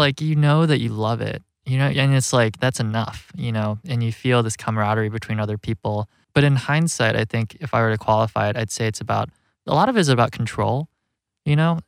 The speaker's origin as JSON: {"language": "English", "town": "Rockford", "region": "Illinois", "country": "United States", "tie": "born or raised there", "also_born_or_lived": "Chicago", "moved": "as an adult", "said": "growing up in Rockford where the film takes place, it's this working class Rust Belt community"}